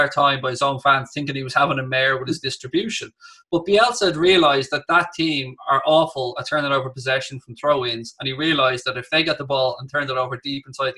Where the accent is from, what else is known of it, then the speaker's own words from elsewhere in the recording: Ireland; being Irish